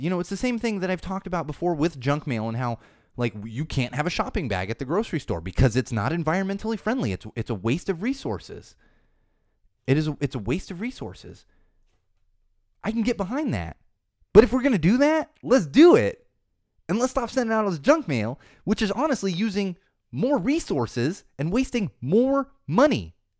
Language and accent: English; San Diego, California, United States; now in Los Angeles, United States; I grew up in San Diego, I grew up in Southern California